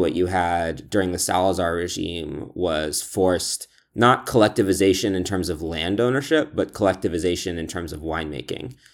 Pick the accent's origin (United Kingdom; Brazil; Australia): United Kingdom; Scotland; I was born in Scotland